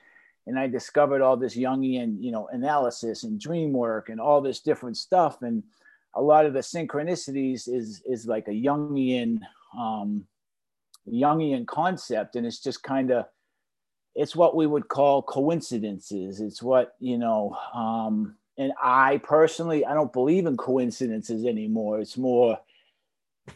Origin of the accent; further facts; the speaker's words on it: Boston, Massachusetts, United States; now in Pompano Beach, United States; I'm from Boston